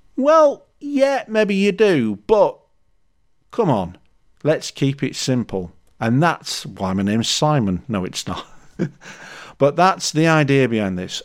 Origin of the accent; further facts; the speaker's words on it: Leeds, Yorkshire and the Humber, United Kingdom; I'm from Leeds